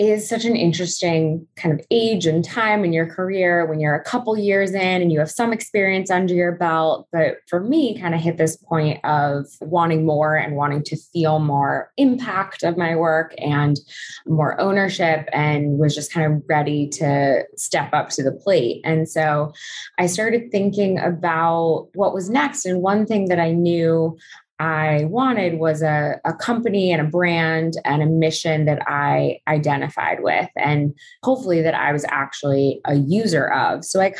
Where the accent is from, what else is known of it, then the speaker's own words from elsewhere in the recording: California, United States; So I'm Southern Californian and came out to Barnard.